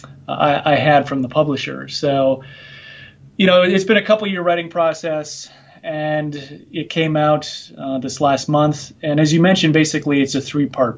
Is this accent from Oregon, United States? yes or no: no; Minnesota, United States; moved away as an adult; also born or lived in Nebraska; now in Virginia, United States; I'm originally from Minnesota here in the United States